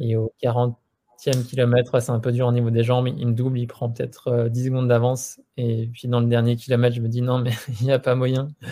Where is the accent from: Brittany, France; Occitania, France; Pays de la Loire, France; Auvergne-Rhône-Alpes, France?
Auvergne-Rhône-Alpes, France; Annemasse; on vient de Haute-Savoie, on a grandi à Annemasse, dans la vallée de l'Arve